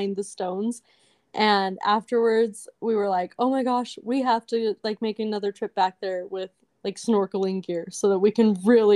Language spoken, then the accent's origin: English; Meridian, Idaho, United States; moved away as an adult; also born or lived in Provo, Utah / Detroit, Michigan / Jerusalem; now in La Crosse, United States; I was born and raised in Meridian, Idaho